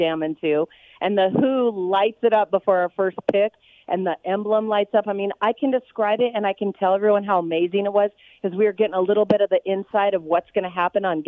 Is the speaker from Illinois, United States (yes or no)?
no; Minot, North Dakota, United States; I was born in Minot, North Dakota